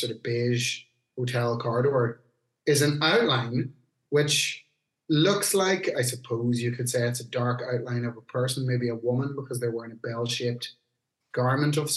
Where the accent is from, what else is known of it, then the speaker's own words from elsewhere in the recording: Newry, Northern Ireland, United Kingdom; where I grew up in Newry